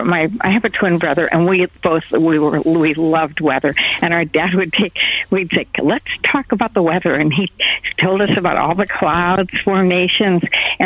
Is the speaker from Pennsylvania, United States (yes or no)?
no; Michigan, United States; now in California, United States; No, I came from Michigan.